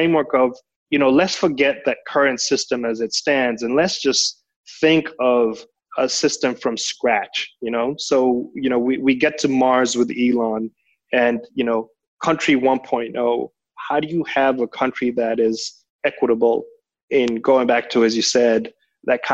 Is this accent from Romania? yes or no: no; Kenya; moved away as an adult; also born or lived in Denmark / Netherlands / London / Hong Kong; now in Singapore; I am very much an emerging market child, born and raised in Kenya, did all my higher education in Europe.